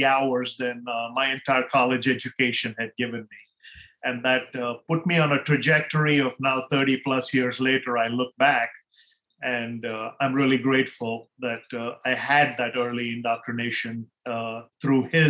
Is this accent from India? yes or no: yes; India; moved away as an adult; now in United States; growing up in India